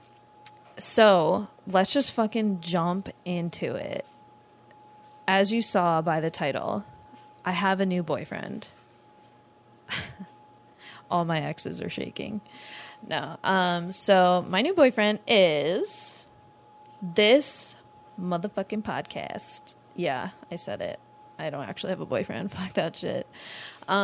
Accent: Long Island, New York, United States; now in Orlando, United States; I'm originally from Long Island, New York

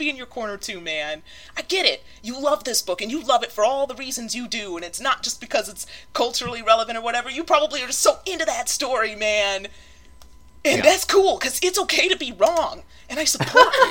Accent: Polk County, in the South, United States; I am from Polk County.

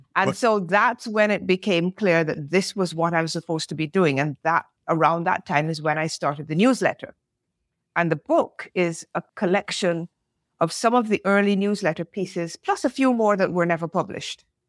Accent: Barbados; moved away; also born or lived in England / France; I'm British born, grew up of Caribbean parentage, grew up in the Caribbean, lived in England, lived in France

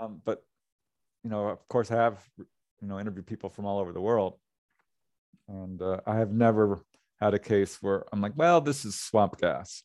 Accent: Topanga, California, United States; this is my hometown and I know a lot of people there

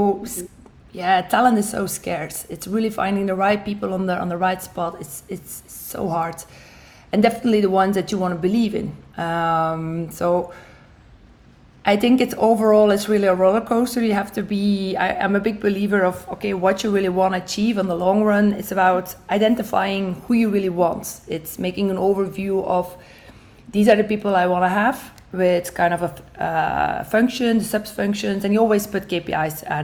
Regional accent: Belgium; moved away as an adult; now in United States; I'm originally from Belgium

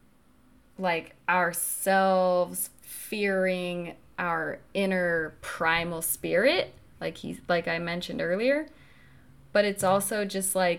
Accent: Nederland, Colorado, United States; my hometown of Netherlands

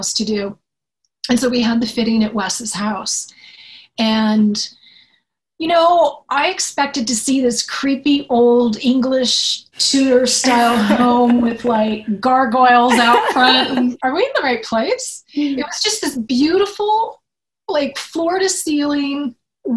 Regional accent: Sonoma County, California, United States; also born or lived in Los Angeles; now in Marin County, United States; I grew up in the town, the county where we filmed Scream

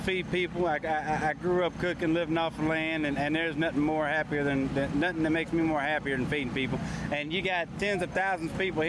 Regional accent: Beaumont, Texas, United States; now in Des Moines, United States; You're originally from Beaumont, Texas, but we're based out of Cajun Bell. We're based out of Des Moines, Iowa.

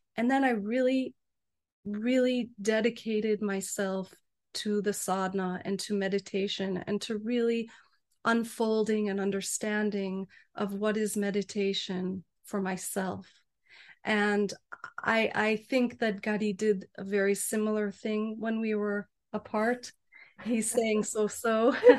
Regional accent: United States; I'm American

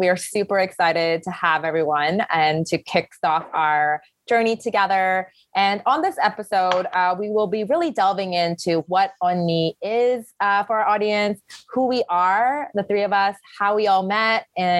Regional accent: Oakville, Ontario, Canada; also born or lived in South Korea; I was also born and raised in South Korea. And I immigrated to Canada when I was fairly young, around 6 years old. And when I first came, I grew up in a town called Oakville, Ontario

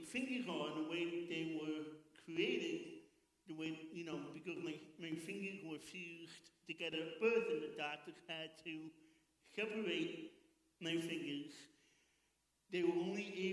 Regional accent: New York City, New York, United States; I'm born and bred in Queens, New York.

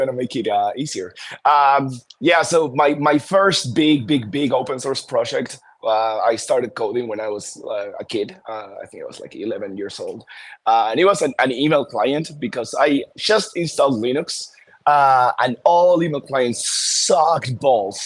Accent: Argentina; moved away; I was from Argentina

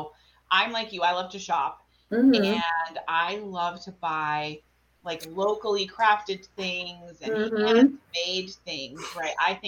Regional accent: New England, United States; and we came from New England where there's snow, and now we live in South Carolina.

